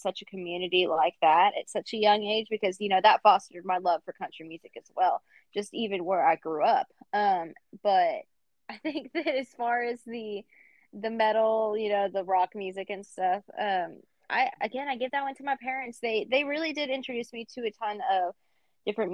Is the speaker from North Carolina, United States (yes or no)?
no; Bulverde, Texas, United States; I am from San Antonio, Texas, a little town outside called Burney, Texas